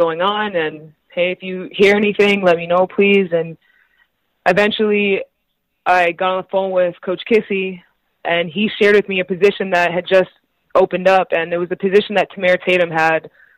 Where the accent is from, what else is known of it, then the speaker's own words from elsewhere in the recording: Canada; also born or lived in Pittsburgh, United States / Italy; I was Canadian